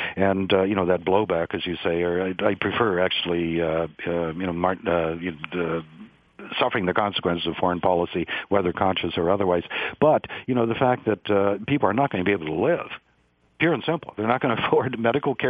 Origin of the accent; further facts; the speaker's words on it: United States; I'm going to be the first generation of Americans since the Depression